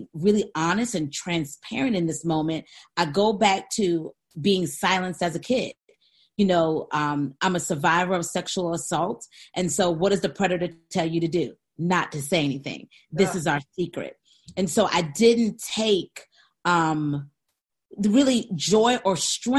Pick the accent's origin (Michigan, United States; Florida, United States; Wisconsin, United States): Michigan, United States; Saginaw; 1977, Saginaw, Michigan. General Hospital is where I was born